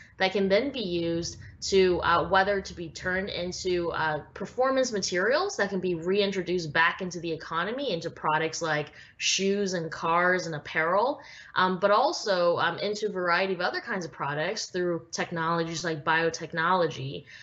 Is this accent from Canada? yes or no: yes; Vancouver, British Columbia, Canada; growing up in Vancouver, Canada